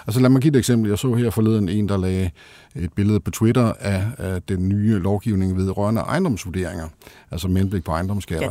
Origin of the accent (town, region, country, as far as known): Denmark